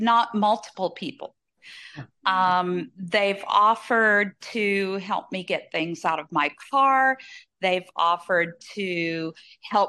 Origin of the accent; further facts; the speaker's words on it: Southern Louisiana, United States; growing up in Southern Louisiana